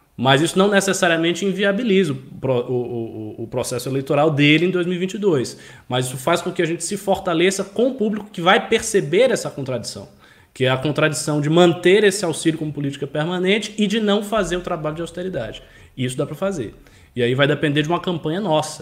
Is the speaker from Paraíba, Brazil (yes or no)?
no; Bahia, Brazil; da minha região, eu sou da Bahia